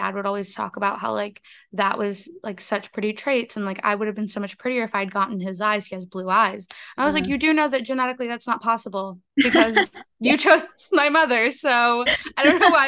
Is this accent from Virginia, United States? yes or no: no; Northern Maryland, United States; also born or lived in Colombia; I grew up in Maryland, which is like I grew up in Northern Maryland.